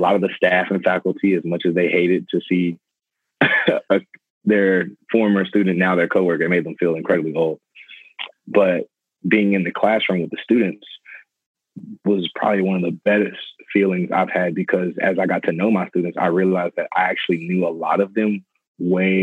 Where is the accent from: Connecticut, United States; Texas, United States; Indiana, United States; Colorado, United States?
Texas, United States; San Antonio; I'm teaching at Karen Wagner High School here in San Antonio. It's actually the school I graduated from